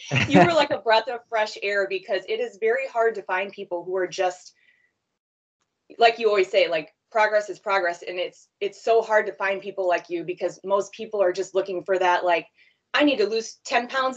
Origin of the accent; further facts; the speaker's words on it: Sycamore, Illinois, United States; I'm from Sycamore, Illinois, Northern Illinois, like about an hour from Chicago